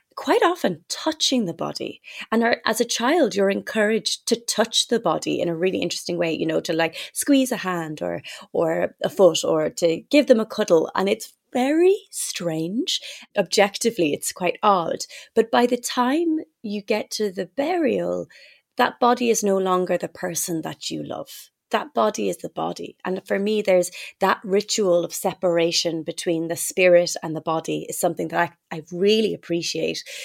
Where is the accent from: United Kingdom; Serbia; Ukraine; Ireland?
Ireland; moved away; growing up in Ireland with, with that faith